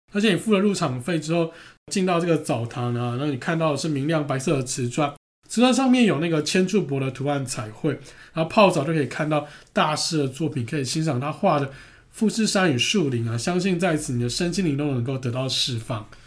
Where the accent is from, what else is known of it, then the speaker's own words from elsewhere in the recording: Taiwan; accent: Taiwanese Mandarin; 我们是台湾人